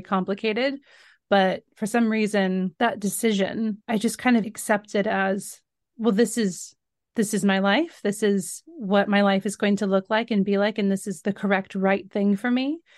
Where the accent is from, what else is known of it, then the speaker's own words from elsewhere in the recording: Northern California, United States; moved away as an adult; now in London, United Kingdom; I grew up in Northern California.